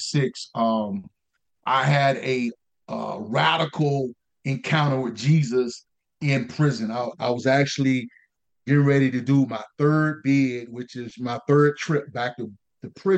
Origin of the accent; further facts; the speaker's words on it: Raleigh, North Carolina, United States; Raleigh, North Carolina, which is my hometown